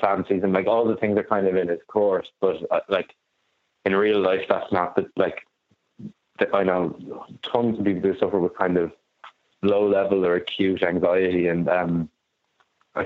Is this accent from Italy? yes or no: no; Maynooth, Leinster, Ireland; I'm not from Sligo, I'm from Maynooth